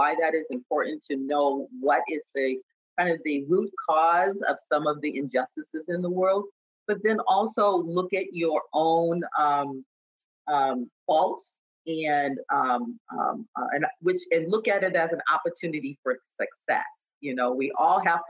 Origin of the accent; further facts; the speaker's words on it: Boston, Massachusetts, United States; I grew up in Boston